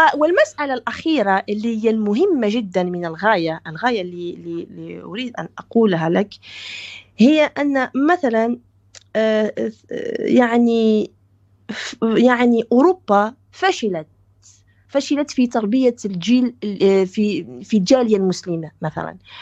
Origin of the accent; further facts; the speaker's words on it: Belgium; also born or lived in Morocco; انا ترعرعت في بلجيكا درست من الحضانه الى الجامعه في بلجيكا